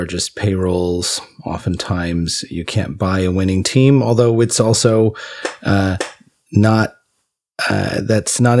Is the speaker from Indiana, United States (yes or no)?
no; California, United States; we grew up in California